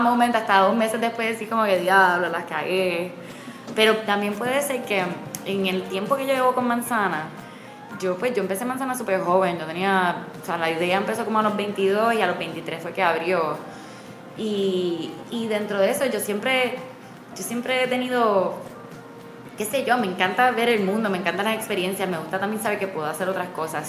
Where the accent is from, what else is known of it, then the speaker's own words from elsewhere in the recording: San Juan, Puerto Rico; moved away; also born or lived in Miami / New York; yo soy de Condado y me conozco todas las esquinas